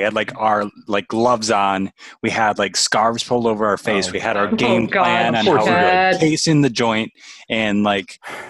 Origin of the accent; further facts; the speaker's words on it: United States; But we are American.